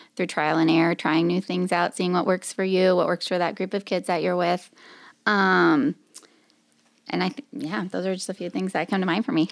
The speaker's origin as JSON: {"language": "English", "town": "Marshalltown", "region": "Iowa", "country": "United States", "said": "I'm from Marshalltown, Iowa"}